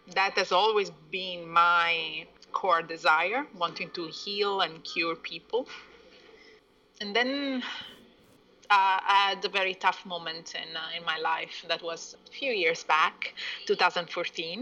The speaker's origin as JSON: {"language": "English", "country": "Italy", "tie": "born or raised there", "also_born_or_lived": "Iran", "moved": "yes", "said": "I was born in Italy from a mixed family. My father is from uh, Persia and my mom is uh, Italian. I've spent 20 years abroad"}